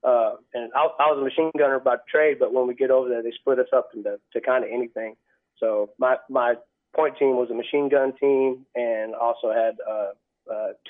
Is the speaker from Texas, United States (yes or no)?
yes; Orange Grove, Texas, United States; also born or lived in El Campo, Texas / Zapata, Texas; Orange Grove, Texas. I was actually born in El Campo, and I've lived in Zapata and a couple other places, but mostly from Orange Grove area